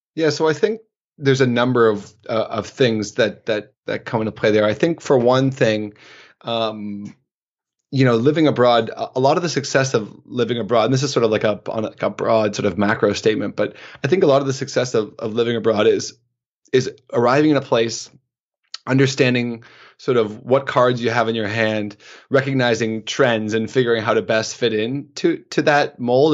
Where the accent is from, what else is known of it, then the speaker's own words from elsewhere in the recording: Canada; also born or lived in Oslo / Istanbul / Toronto; my life as a Canadian male